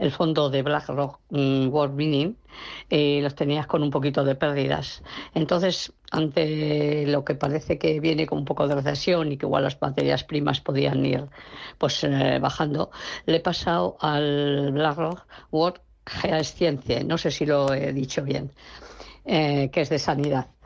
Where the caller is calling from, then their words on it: Bilbao, Basque Country, Spain; de Bilbao y muchísimas gracias por, atenderme.